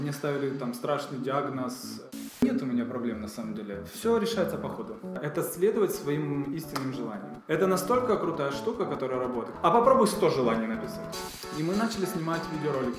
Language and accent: Russian; Kyiv, Ukraine; moved away as an adult; now in Kraków, Poland; я сам из Киева